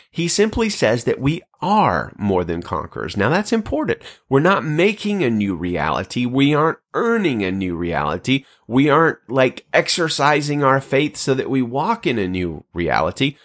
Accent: Birmingham, Alabama, United States; moved away as an adult; now in Central California, United States; my hometown of Birmingham, Alabama

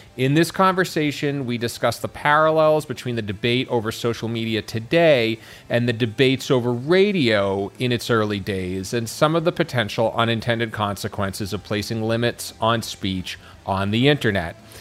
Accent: Boston, Massachusetts, United States; I grew up in the Boston area.

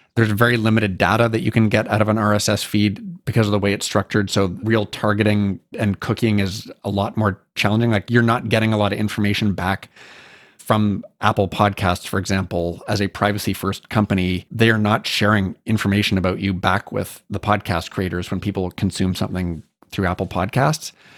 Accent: Canada; So I'm Canadian.

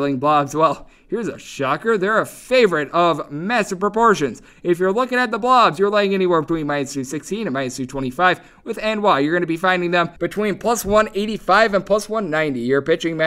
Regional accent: Wisconsin, United States; accent: Wisconsin; my Wisconsin accent sometimes comes

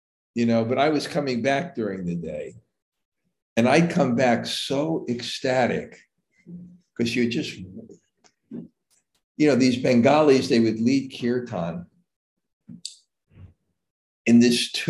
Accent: New York, United States; moved away; I'm from New York. I never went camping in my life.

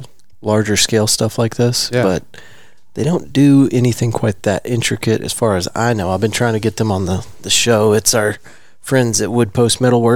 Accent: Abilene, Texas, United States; I'm from Abilene originally.

